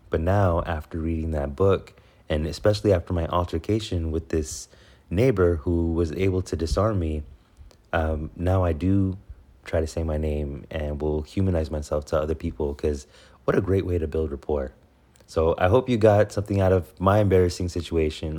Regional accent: Houston, Texas, United States; I'm from Houston

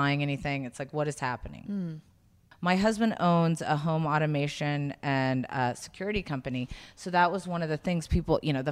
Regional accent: South Carolina, United States; moved away; I grew up in South Carolina

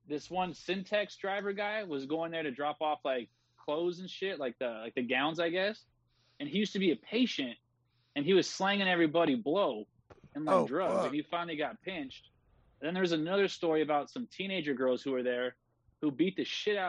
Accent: Norwalk, California, United States; also born or lived in Whittier, California; I grew up in Norwalk, California, off of Gwynn Avenue

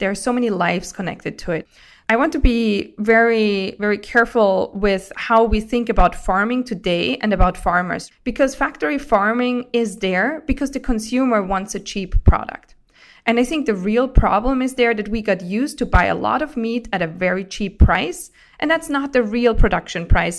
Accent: Austria; grew up in Austria, and being on farms

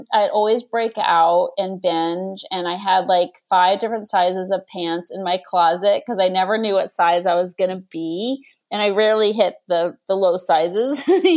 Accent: Boston, Massachusetts, United States; now in Los Angeles, United States; I grew up in Boston

